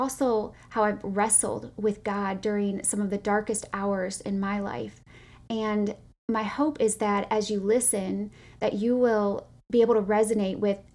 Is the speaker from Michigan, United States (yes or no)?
yes; Grand Rapids, Michigan, United States; I was born in Grand Rapids, Michigan to two loving parents